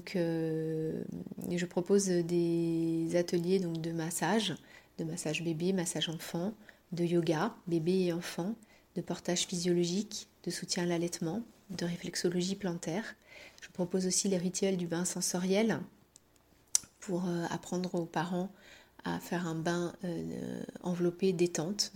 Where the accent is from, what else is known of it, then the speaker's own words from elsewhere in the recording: Paris, Île-de-France, France; moved away as an adult; now in Brittany, France; Je suis parisienne de base et j'ai immigré euh, dans cette belle région de Bretagne il y a à peu près 5 euh, ans, en 2017